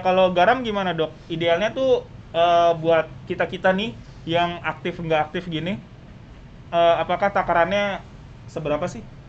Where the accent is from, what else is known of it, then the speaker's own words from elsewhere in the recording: Bekasi, West Java, Indonesia; gua kan warga Bekasi